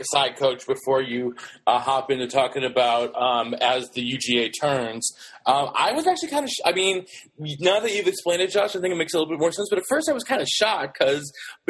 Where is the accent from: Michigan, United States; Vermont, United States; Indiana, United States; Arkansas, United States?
Vermont, United States; Got to rep Vermont, my home state